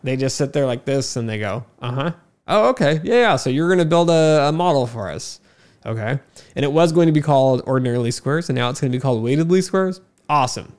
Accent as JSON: {"language": "English", "country": "United States", "said": "even as an American"}